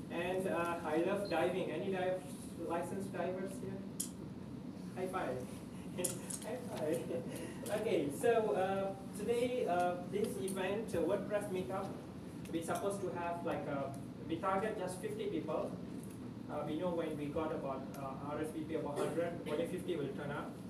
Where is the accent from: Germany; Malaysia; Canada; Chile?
Malaysia; Uh, I'm Malaysian